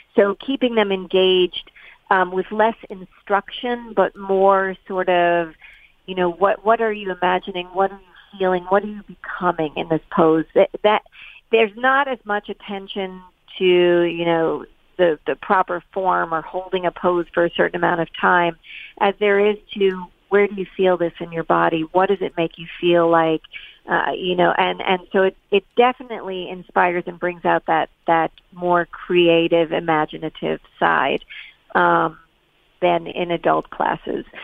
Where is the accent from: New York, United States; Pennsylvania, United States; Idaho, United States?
New York, United States; New York City; also born or lived in East Hampton, New York; I grew up in in New York City, so that was very much buildings and pavement and all of that. But uh, subsequently, I moved to East Hampton, Long Island